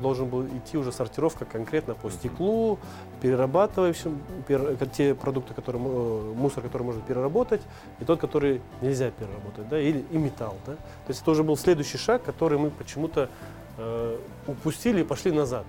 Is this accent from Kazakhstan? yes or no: no; Bishkek, Kyrgyzstan; я родился в Бишкеке, во Фрунзе, в СССР еще